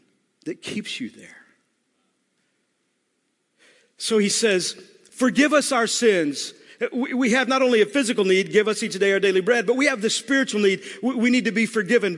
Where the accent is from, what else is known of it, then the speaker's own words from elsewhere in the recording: Texas, United States; I'm from Texas